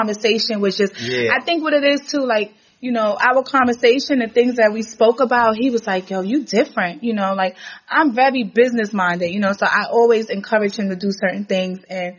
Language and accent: English; New York City, New York, United States; born or raised there